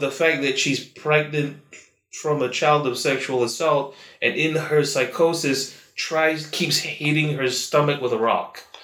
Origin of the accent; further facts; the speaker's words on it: Malaysia; a Malaysian